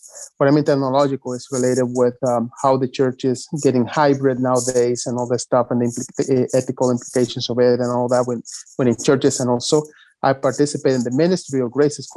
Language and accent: English; Dominican Republic; now in Florida, United States; I'm originally from the Dominican Republic, and I've been living several years here in Florida.